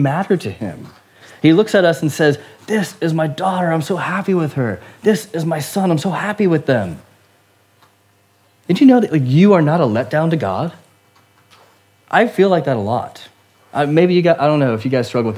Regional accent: United States; now in United Kingdom; as an American living in the UK

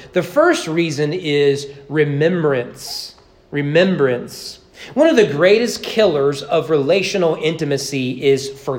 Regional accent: Southern United States, United States; there I am being a Southerner again, right?

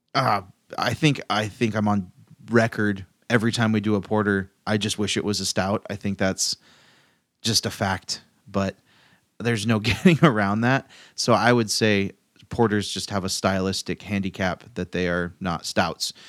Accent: Chico, California, United States; in my hometown

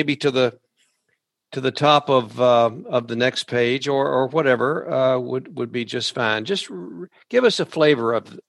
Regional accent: rural Kentucky, United States; some of us in rural Kentucky grew up

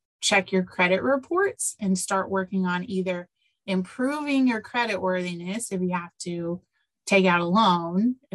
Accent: Decatur, Illinois, United States; now in Champaign, United States; 45 minutes away in Decatur, where my hometown is

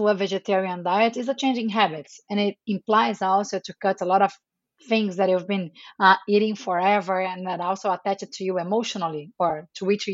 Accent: Rio de Janeiro, Brazil; moved away as an adult; also born or lived in Atlanta, United States / Santiago, Chile; now in New York, United States; I'm Brazilian. I was born in Brazil, raised in Rio de Janeiro.

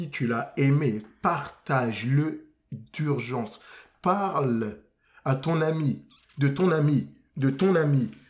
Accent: France; Moi, je suis français.

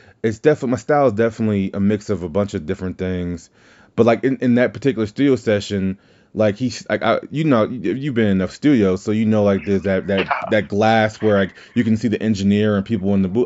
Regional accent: Deep South, United States; I am from the South, the Deep South.

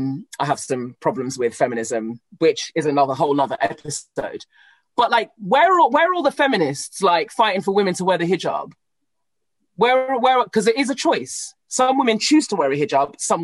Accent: Cameroon; I come from Cameroon, where colonialism from the French has crippled our country.

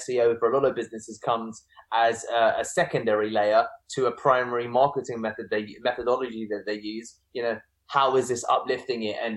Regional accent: United Kingdom; I'm British, but I'm also Indian.

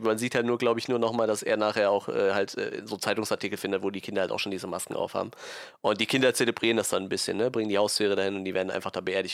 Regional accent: Westerwald, Rhineland-Palatinate, Germany; Ich komme aus dem Westerwald

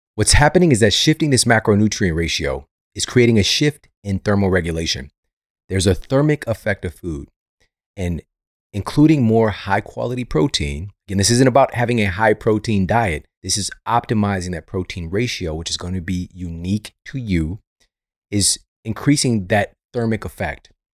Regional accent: St. Louis, Missouri, United States; Saint Louis University in my hometown

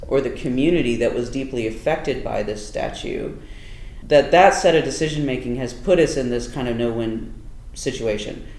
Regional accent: Durham, North Carolina, United States; an indigenous person growing up in North Carolina, um, in Durham

